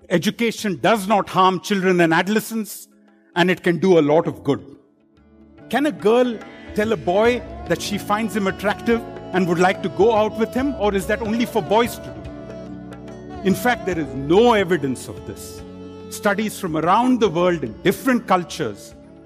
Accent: India; I grew up in India in a, you know, middle class family

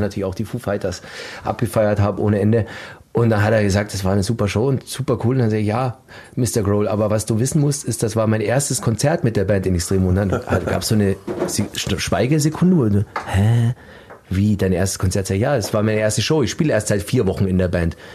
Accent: Landsberg am Lech, Bavaria, Germany; ich komme aus der Nähe von München. Landsberg ja. am Lech ist meine Heimatstadt

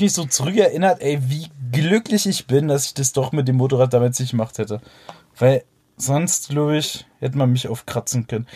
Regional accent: Berlin, Germany; bei uns in Berlin

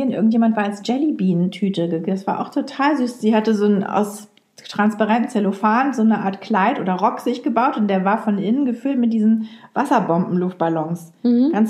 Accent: Lower Saxony, Germany; Anna hat mich nämlich eingeladen zu einer Karnevalsfeier und ich als Ostfriesin.

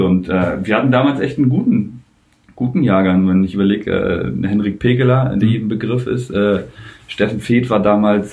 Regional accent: Rostock, Mecklenburg-Vorpommern, Germany; moved away as an adult; now in Lübeck, Germany; in Rostock äh, mhm. zu bleiben, weil es ja auch meine Heimat ist

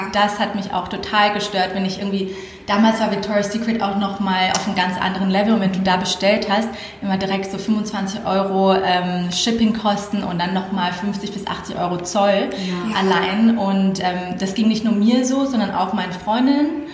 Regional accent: Thailand; moved away; ich bin in Thailand aufgewachsen.

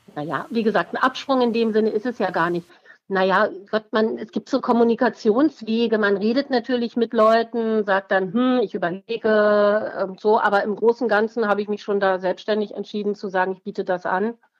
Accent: Berlin, Germany; Ich bin in Berlin geboren und aufgewachsen

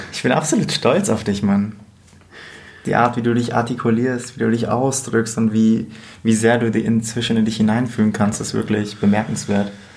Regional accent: Bavaria, Germany; now in Berlin, Germany; wir eigentlich beide aus Bayern kommen und als Berlin ausgeben

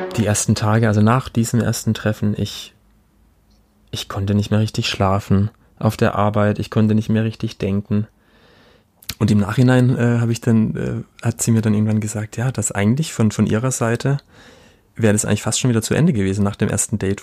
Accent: Black Forest, Baden-Württemberg, Germany; ich komme aus Süddeutschland, hier aus dem Schwarzwald

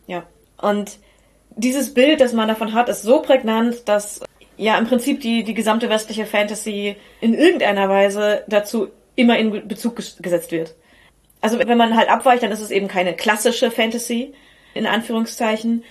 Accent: North Rhine-Westphalia, Germany; wir kommen aus Ostwestfalen und nicht aus Osteuropa. Unser Blick und unsere Aussprache sind entsprechend geprägt.

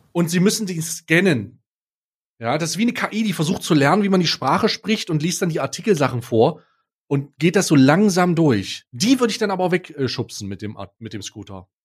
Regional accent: East Germany, Germany; ich als gebürtiger Ossi, ja, als langjähriges Mitglied der Ost, Öst, der Ossis und immer noch Ossi

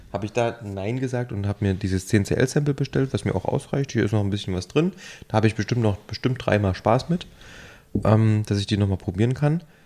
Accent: Thuringia, Germany; now in Leipzig, Germany; ich bin ja ursprünglich ähm, aus Thüringen

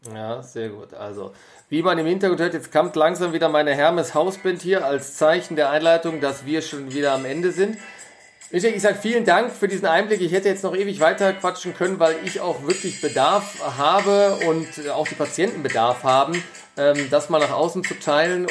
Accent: Germany; hier bei uns in Deutschland

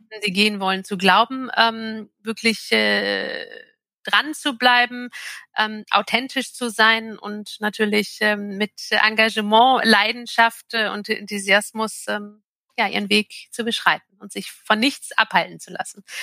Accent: Turkey; in natürlich meine, äh, meine Heimat und mein Reiseland Türkei

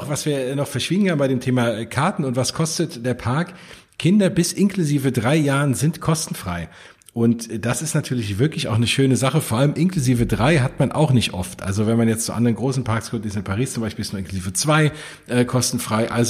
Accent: Hesse, Germany; vor allem geht mir da als äh, Hesse und äh, in der Nähe von Frankfurt wohnt natürlich das Herz auf

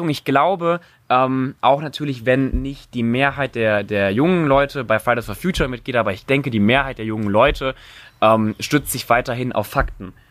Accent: Cologne, North Rhine-Westphalia, Germany; ich komme ja aus Köln und auch noch vor einer Woche war da eine riesen Demo.

